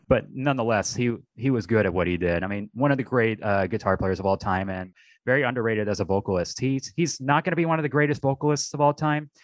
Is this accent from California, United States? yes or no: no; Texas, United States; Being a Texan myself